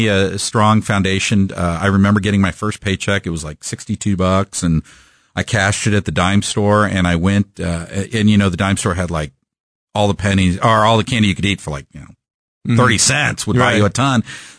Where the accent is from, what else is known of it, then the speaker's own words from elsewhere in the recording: Kansas City, Missouri, United States; Born and raised in Kansas City. I grew up in a three-bedroom, one-bath on Gregory and Warnell, Dartmouth Road.